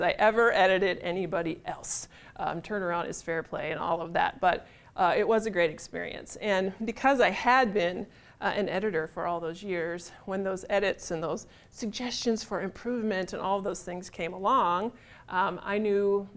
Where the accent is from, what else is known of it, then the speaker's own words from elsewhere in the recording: Illinois, United States; moved away as an adult; now in St. Paul, United States; I'm from Illinois, so I went to the University of Illinois there and got a job right in my same college town